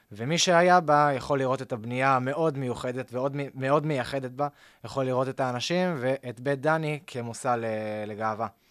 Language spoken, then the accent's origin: Hebrew; Tel Aviv, Tel Aviv District, Israel; אני יליד העיר תל אביב